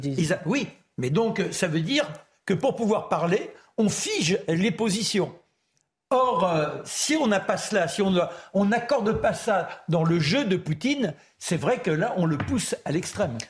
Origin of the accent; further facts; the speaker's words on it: France; Moi, je suis français, fondamentalement français